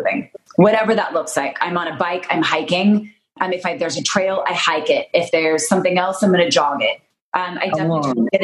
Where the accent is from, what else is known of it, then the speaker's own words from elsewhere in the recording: Utah, United States; I'm from Utah